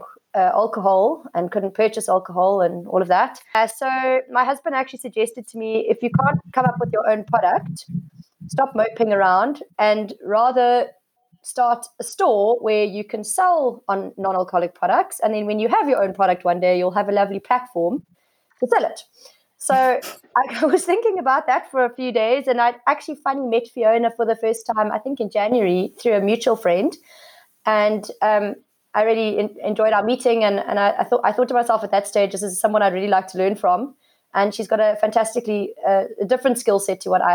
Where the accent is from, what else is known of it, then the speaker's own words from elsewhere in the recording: Cape Town, Western Cape, South Africa; now in Somerset West, South Africa; I'm born and bred in Cape Town. I've been living in Somerset West for the last 7 years